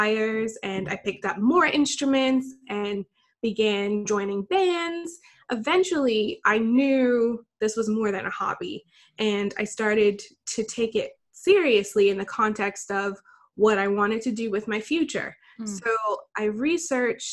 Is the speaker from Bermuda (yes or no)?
yes; Bermuda; I grew up in Bermuda, which is a small island in the Atlantic.